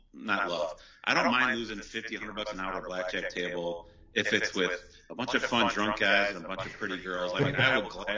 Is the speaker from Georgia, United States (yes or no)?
no; Chicago, Illinois, United States; I'm from Chicago